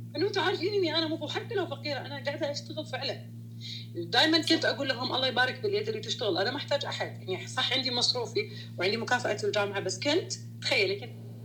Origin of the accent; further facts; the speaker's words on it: Saudi Arabia; انا بنت سعوديه